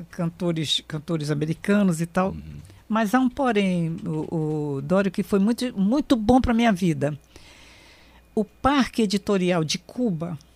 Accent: Barranquilla, Atlántico, Colombia; also born or lived in Manaus; É, a minha adolescência foi, foi começou na Colômbia, né?

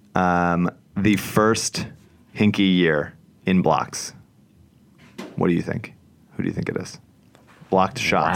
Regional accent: Newtown, Pennsylvania, United States; I'm from Bucks County, but my parents now live in Montgomery County

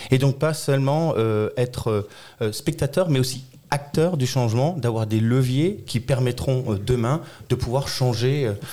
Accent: Colmar, Grand Est, France; also born or lived in Strasbourg; j'ai 41 ans. Je suis né à Colmar

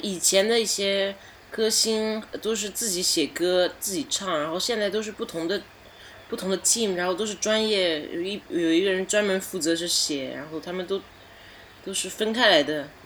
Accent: Canada; also born or lived in China; now in Paris, France; 我六岁从中国移民到加拿大

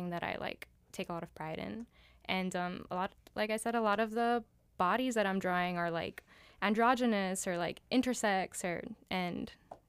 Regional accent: Miami, Florida, United States; also born or lived in New York; I was born in Miami. I grew up here.

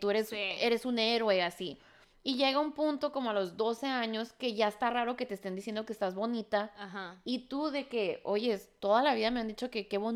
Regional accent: Agua Prieta, Sonora, Mexico; now in Hermosillo, Mexico; aunque soy mexicana, o sea, crecí en Agua Preta

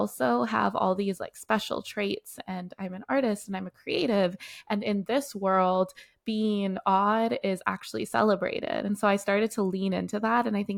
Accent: Canada; also born or lived in South Africa; But I was born myself in South Africa. And at like about the age of one, I was plucked out of South Africa and brought all the way to Canada. And that's where most of my childhood was.

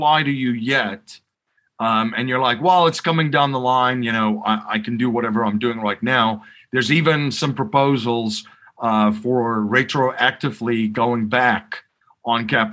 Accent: South Africa; growing up in South Africa

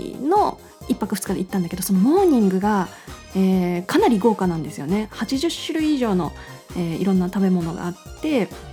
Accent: Fukushima, Japan; also born or lived in Tokyo; 今もう福島にずっと住んでて

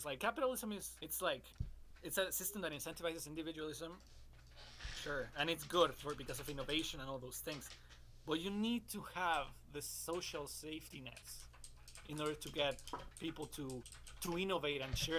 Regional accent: Mexico; now in Canada; I'm from Mexico originally

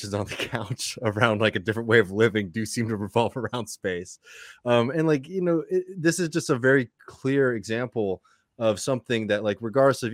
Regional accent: Texas, United States; as a Texas guy

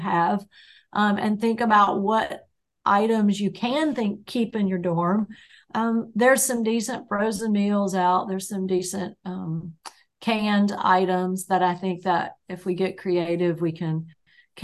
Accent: the South, United States; I'm from the South

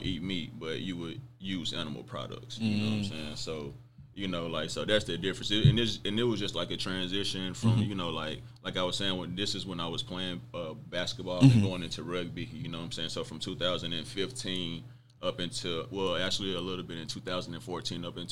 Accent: Mississippi, United States; I grew up in Mississippi

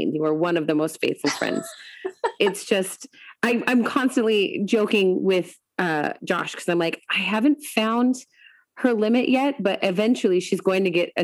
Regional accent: Washington, United States; moved away; also born or lived in Colorado; I grew up in Washington. I had lived in Colorado

